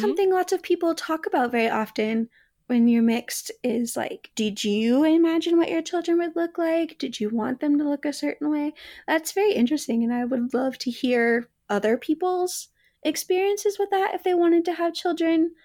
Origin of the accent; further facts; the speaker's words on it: the South, United States; me growing up in the South